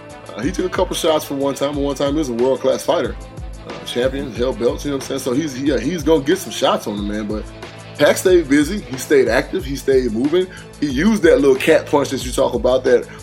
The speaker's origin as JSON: {"language": "English", "country": "Philippines", "said": "like I'm Filipino."}